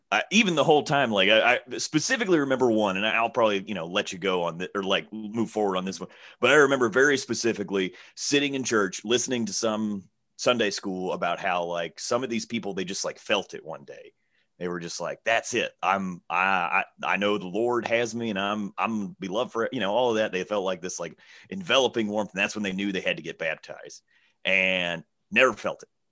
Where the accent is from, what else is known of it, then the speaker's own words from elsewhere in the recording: Alabama, United States; I'm from Alabama